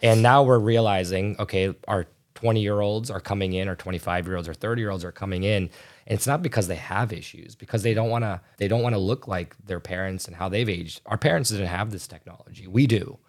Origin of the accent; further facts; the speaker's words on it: right outside Chicago, Illinois, United States; I'm from the United States, uh, right outside Chicago